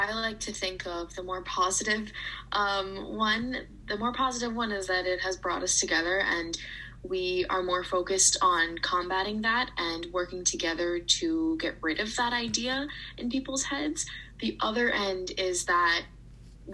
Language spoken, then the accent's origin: English; United States; being a teenager growing up in America